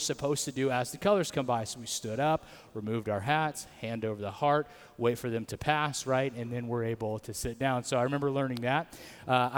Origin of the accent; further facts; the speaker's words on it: Atwater, California, United States; I grew up in Atwater